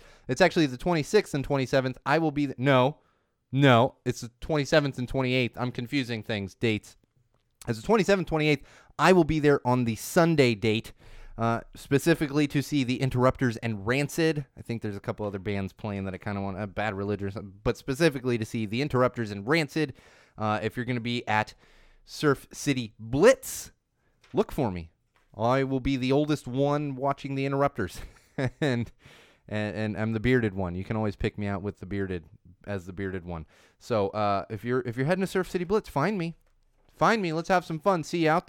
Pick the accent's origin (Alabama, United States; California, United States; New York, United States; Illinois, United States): California, United States; San Diego; I grew up in San Diego.